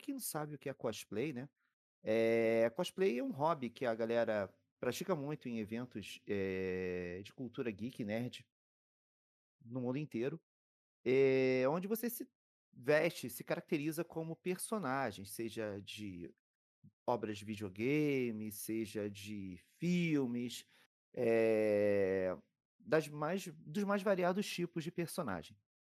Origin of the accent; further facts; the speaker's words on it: Rio de Janeiro, Brazil; moved away as an adult; now in São Paulo, Brazil; Eu sou do Rio de Janeiro, mas desde 2018 estou morando em São Paulo